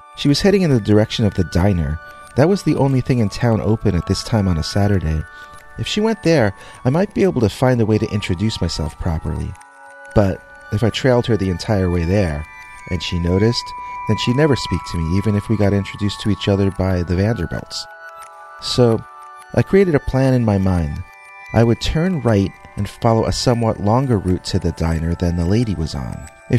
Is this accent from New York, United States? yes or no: yes; Manhattan, New York, United States; now in Long Island, United States; I grew up in Manhattan, and we only moved out here last year. My parents loved their giant new house, but I didn't mind being a little cramped when we lived on the Upper West Side.